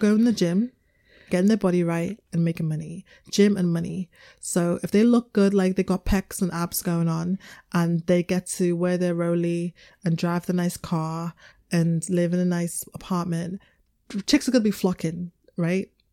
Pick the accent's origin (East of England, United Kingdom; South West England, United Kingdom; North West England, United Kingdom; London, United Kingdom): North West England, United Kingdom; Liverpool; I was raised in Liverpool